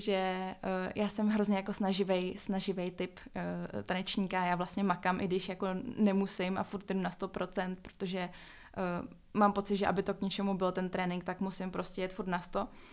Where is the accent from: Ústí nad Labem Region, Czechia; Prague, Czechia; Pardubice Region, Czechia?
Prague, Czechia; jsem z Prahy